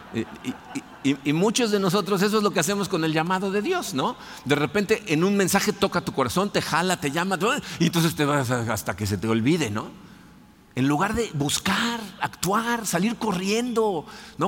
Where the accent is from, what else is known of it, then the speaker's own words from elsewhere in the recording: Mexico City, Mexico; moved away; crecí en la Ciudad de México católico